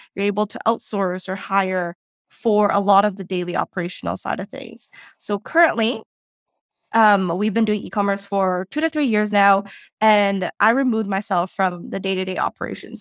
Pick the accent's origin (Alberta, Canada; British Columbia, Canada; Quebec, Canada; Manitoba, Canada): British Columbia, Canada; Vancouver; moved away as an adult; now in Toronto, Canada; Vancouver is where I originally grew fo-, uh, grew up